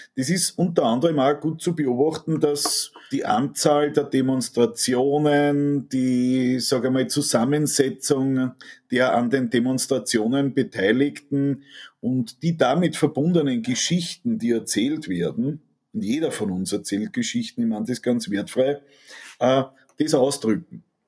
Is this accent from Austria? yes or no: yes; Austria; Mir tut es als Österreicher